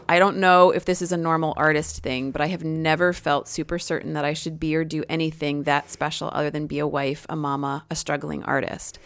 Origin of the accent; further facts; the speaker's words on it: United States; I am an American